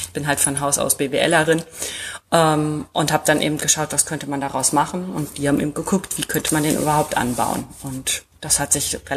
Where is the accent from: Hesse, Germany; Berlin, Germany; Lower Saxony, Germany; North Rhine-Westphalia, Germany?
North Rhine-Westphalia, Germany; born there; now in Dünne, Germany; 39 Jahre alt, ähm, komme eigentlich gebürtig aus dem Sauerland, aber ähm, mein Mann kommt von hier sozusagen, aus Dünne.